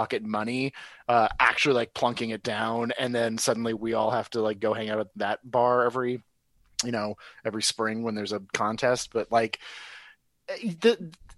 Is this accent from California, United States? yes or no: yes; Los Angeles, California, United States; now in Austin, United States; I am from Los Angeles, but I'm an Austin comedian